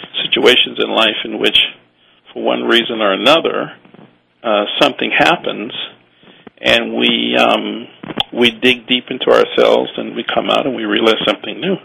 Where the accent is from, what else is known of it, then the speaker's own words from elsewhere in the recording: New Orleans, Louisiana, United States; also born or lived in Austin, Texas; now in Hawaii, United States; I was born and raised in New Orleans